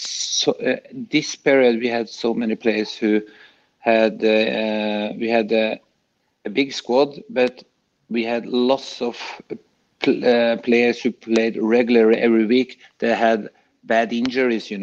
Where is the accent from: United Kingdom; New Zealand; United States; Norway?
Norway; moved away; I come from Norway